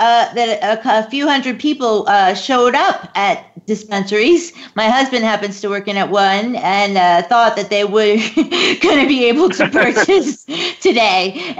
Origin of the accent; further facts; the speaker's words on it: Florida, United States; moved away as an adult; now in Reno, United States; my home state of Florida finally passed.